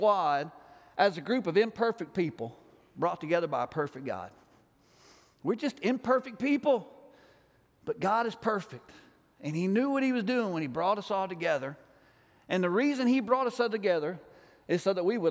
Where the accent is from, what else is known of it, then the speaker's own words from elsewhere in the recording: Alabama, United States; I'm from Alabama